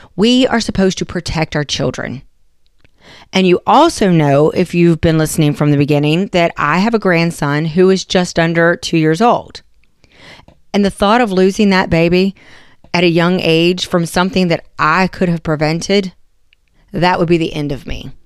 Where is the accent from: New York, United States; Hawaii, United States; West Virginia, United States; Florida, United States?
West Virginia, United States; I'm from West Virginia